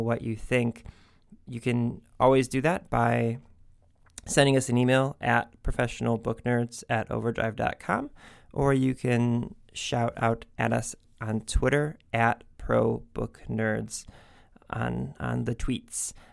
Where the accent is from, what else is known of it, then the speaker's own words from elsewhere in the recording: Cleveland, Ohio, United States; we're both from Cleveland